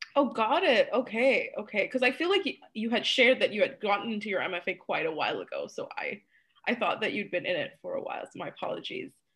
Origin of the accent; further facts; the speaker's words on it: Malaysia; moved away; growing up in Malaysia